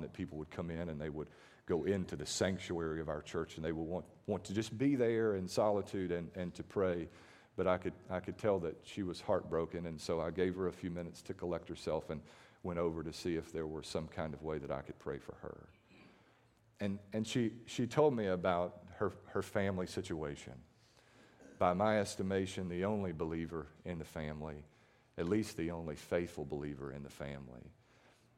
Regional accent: Starkville, Mississippi, United States; now in Mathiston, United States; I grew up in Starkville

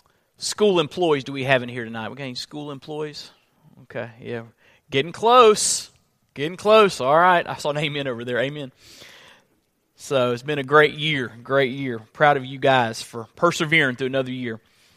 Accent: Florida, United States; Now, I come from Florida, and the seasons are not as distinct in the Sunshine State. It's generally just pretty warm there year around. When we moved up to this area, we got a good feel for seasons.

